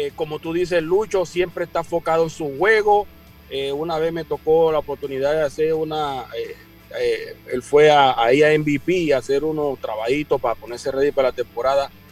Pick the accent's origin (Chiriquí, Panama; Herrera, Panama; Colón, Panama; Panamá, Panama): Herrera, Panama; Chitré; yo vengo de, allá de Costa del Este, yo soy de la Nonal, de Chitré.